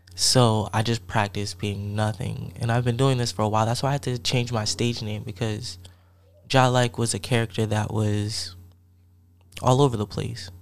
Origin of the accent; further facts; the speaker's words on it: Columbia, Maryland, United States; moved away as an adult; also born or lived in Piscataway, New Jersey; I'm from Piscataway in Columbia, Maryland. That's where I grew up in New Jersey and Maryland